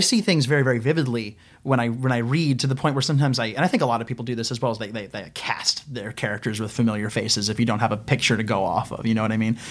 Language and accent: English; Ohio, United States; I'm a kid from Ohio.